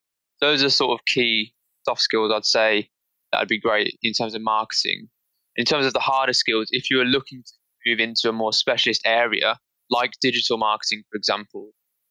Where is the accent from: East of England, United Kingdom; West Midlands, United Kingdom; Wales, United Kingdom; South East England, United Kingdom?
West Midlands, United Kingdom; Birmingham; I'm from Birmingham, which is the second biggest city after London